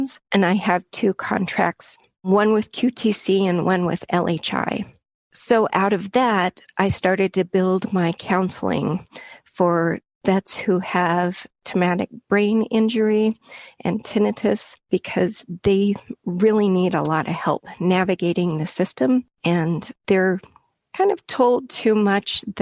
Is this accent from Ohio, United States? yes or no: no; Wyoming, United States; moved away as an adult; also born or lived in Missouri; now in Tucson, United States; I grew up in Wyoming, where you see forever